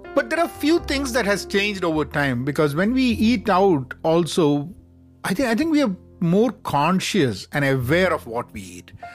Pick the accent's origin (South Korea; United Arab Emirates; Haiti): United Arab Emirates; Dubai; growing up in Dubai